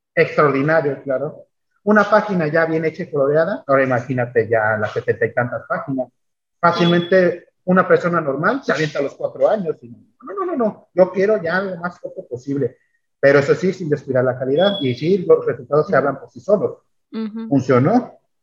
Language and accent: Spanish; Mexico; los mexicanos también armamos